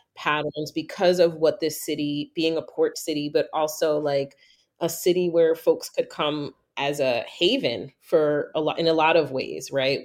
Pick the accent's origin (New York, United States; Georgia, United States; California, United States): New York, United States; moved away; growing up in New York, everybody thought my whole life I was Puerto Rican.